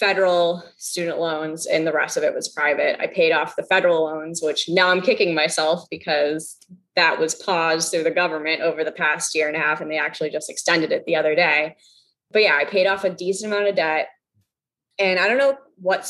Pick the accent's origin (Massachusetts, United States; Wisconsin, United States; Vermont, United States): Massachusetts, United States; I grew up in Massachusetts. That's where we live now.